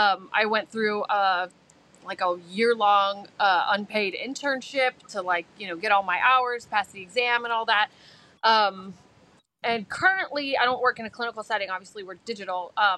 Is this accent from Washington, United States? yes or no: no; Southern California, United States; moved away as an adult; We're from Southern California.